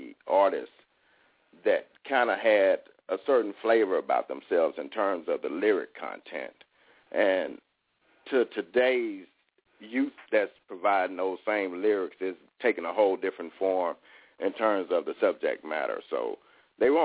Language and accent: English; Chicago, Illinois, United States; moved away as an adult; also born or lived in the South; now in Houston, United States; originally I was born in the South and my family migrated to the North. So I kind of grew up and had my roots and stuff up in Chicago